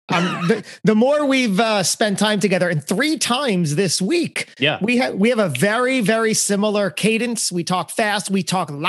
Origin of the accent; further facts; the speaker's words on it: Lakewood, New Jersey, United States; You know Lakewood, New Jersey.